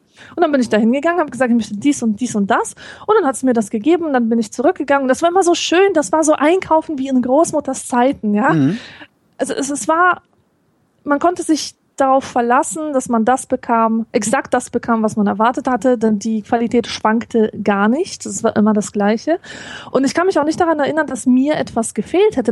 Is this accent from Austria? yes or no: no; Poland; moved away; als Polin